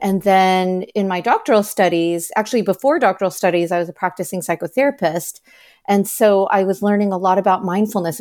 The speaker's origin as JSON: {"language": "English", "country": "United States", "said": "I am Chinese American, so my paternal grandparents were practicing Buddhist."}